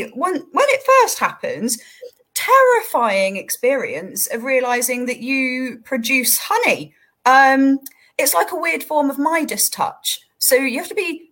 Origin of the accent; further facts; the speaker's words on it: Somerset, South West England, United Kingdom; moved away; my hometown back in Somerset is very close to a little village called Mells